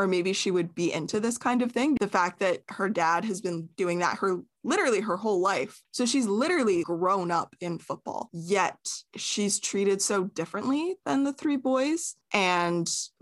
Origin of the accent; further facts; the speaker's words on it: Canada; We are Canadian